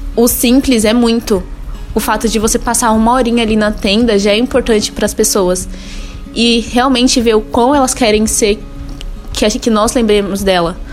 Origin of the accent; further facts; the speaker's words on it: São Bernardo do Campo, São Paulo, Brazil; Eu vim lá de São Bernardo